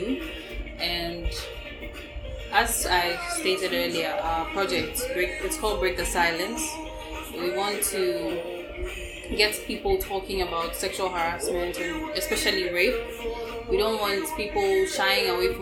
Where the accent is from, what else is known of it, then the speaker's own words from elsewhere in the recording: Ghana; I am a Ghanaian Ewe woman